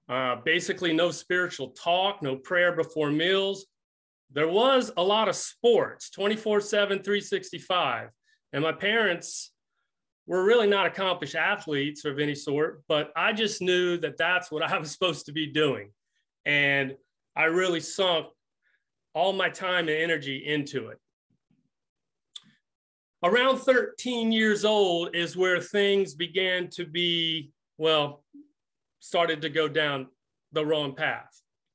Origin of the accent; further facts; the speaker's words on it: Greensboro, North Carolina, United States; also born or lived in California; I was born in California. I don't know if you knew that. I grew up in 5 different states. And finally settling in Greensboro, North Carolina at age 13.